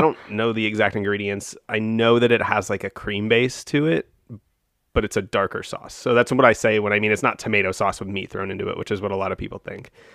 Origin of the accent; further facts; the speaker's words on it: United States; as an American